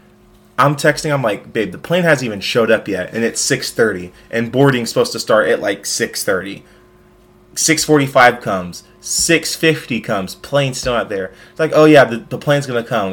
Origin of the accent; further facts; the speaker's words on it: Central Valley, California, United States; moved away as an adult; also born or lived in Indiana; we're both born and raised in the Central Valley, and we go to school in SoCal